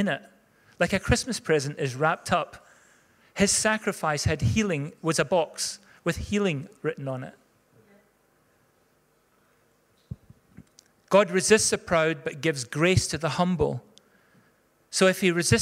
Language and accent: English; Scotland, United Kingdom; most of us are Scots